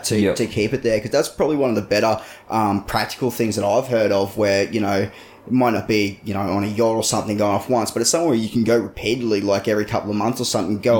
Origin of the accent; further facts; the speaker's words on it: Hervey Bay, Queensland, Australia; my hometown of Hervey Bay near Woodgate